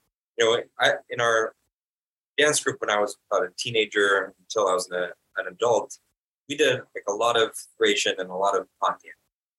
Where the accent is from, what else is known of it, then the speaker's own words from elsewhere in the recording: Las Vegas, Nevada, United States; moved away as an adult; also born or lived in Astoria, Queens, New York; now in New York, United States; I'm from Las Vegas. I grew up dancing there. I've been in New York for about 2 years now